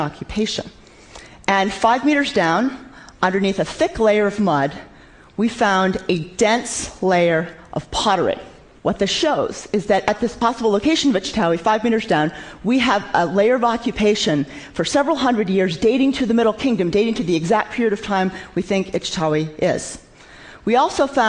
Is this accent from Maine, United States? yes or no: yes; Maine, United States; When I was a child growing up in Maine